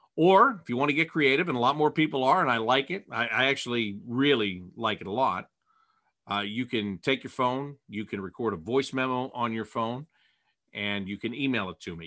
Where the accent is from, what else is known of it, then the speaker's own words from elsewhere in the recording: Pittsburgh, Pennsylvania, United States; moved away; I was born in Pittsburgh